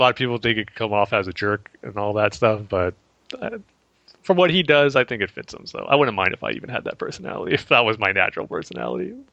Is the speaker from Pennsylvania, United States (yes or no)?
no; Alhambra, California, United States; now in Chino, United States; it's, a place called Alhambra, California, which you know, kind of by Pasadena.